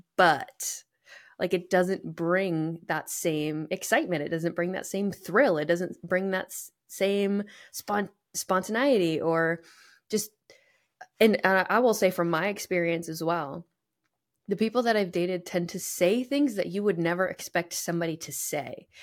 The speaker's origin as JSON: {"language": "English", "region": "New England", "country": "United States", "tie": "born or raised there", "moved": "yes", "said": "I grew up in New England"}